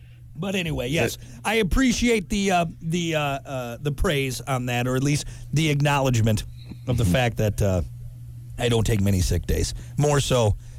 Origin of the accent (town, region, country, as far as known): United States